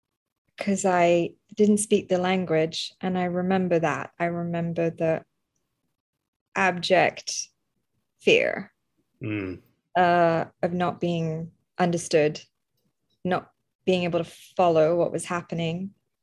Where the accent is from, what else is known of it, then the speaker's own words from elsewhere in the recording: Croydon, London, United Kingdom; also born or lived in Kolkata, India; I was born in India, in Calcutta, in 1982, and we left after 2.5 years. So I left when we left for the UK, and then we lived in a place called Croydon, which is famed for where the Home Office is